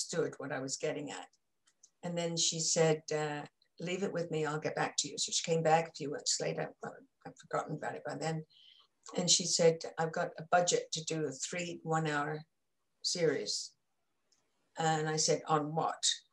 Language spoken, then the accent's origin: English; England, United Kingdom; moved away; growing up in England